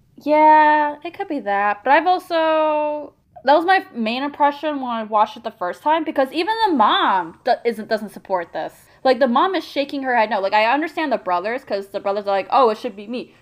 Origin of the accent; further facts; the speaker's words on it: South Korea; moved away; when I was growing up in Korea